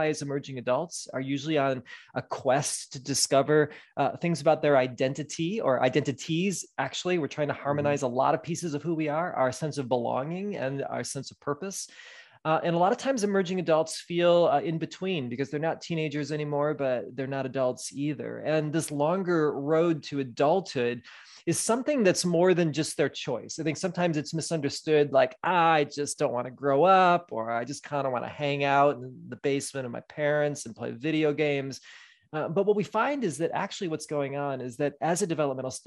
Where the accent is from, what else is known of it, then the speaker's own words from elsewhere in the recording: Midwest, United States; moved away as an adult; also born or lived in Wisconsin / West Michigan; now in Southern California, United States; I was born and raised in the Midwest